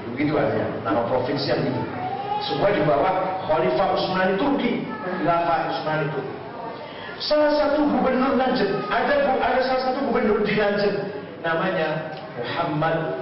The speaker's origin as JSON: {"language": "Indonesian", "town": "Cirebon", "region": "West Java", "country": "Indonesia", "said": "saya daerah saya Cirebon"}